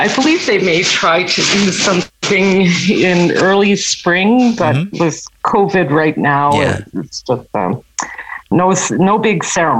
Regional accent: Quebec, Canada; my folks had left the North just shortly before I was born. Mm. So I was born in Quebec

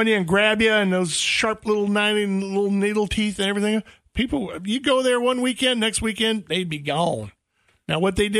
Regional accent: East Texas, United States; When I was a kid, when I was a little bitty kid and growing up in East Texas

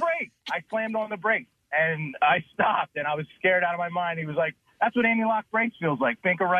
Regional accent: Levittown, Pennsylvania, United States; I grew up in Levittown, in Bucksco

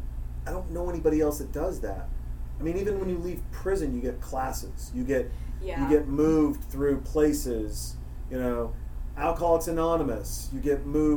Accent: Montana, United States; I'm from Montana.

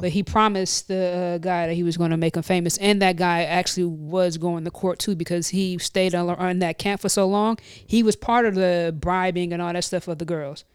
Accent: Midwest, United States; now in New Jersey, United States; I'm from the Midwest

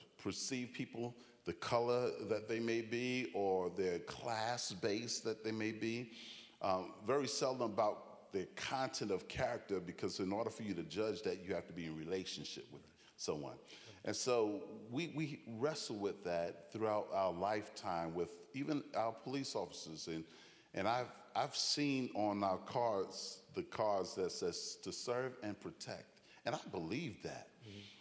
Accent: New York City, New York, United States; moved away as an adult; also born or lived in Jamaica, Queens / Chicago / Boston; now in Branson, United States; I was born and raised in Brooklyn, New York, and also in Jamaica, Queens

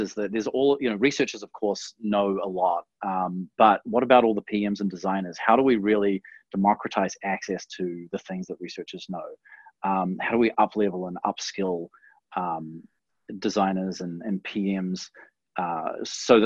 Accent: New Zealand; In New Zealand, we pronounce it Dwignon

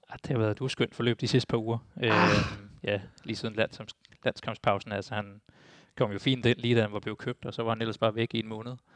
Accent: Denmark; jeg er jo også dansker

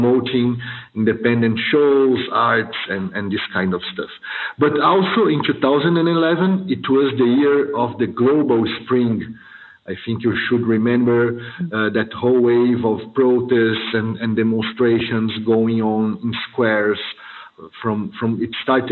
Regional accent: São Paulo, Brazil; I'm from Brazil. I'm born in São Paulo in 1985

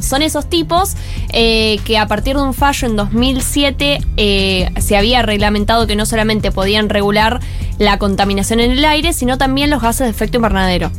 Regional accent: Argentina

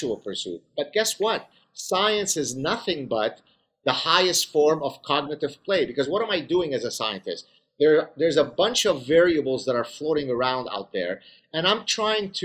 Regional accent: Lebanon; I grew up in the Lebanese Civil War

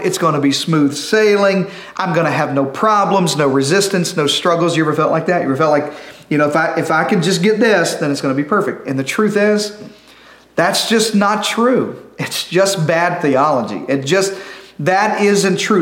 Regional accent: Arkansas, United States; I'm from Arkansas

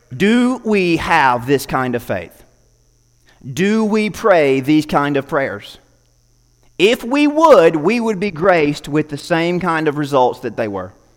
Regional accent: United States; As an American

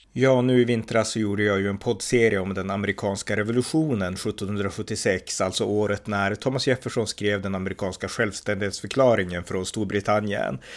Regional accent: Sweden; vi svenskar är fostrade i att tro att vapen är dåligt

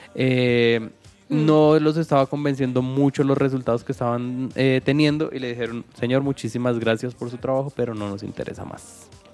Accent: Colombia; en nuestro país

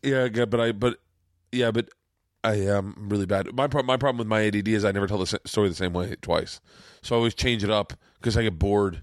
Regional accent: Florida, United States; I'm from Florida

